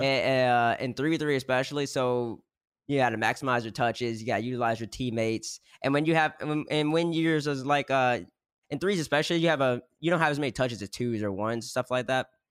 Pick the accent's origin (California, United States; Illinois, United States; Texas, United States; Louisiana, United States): Louisiana, United States; Baton Rouge; I'm from Louisiana, Baton Rouge already, so I was gonna go to LSU regardless